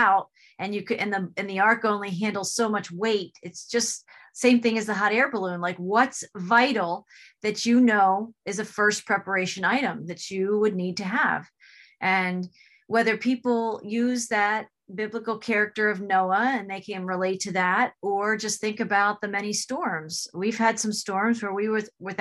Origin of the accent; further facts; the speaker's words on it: New Jersey, United States; moved away; I'm also from New Jersey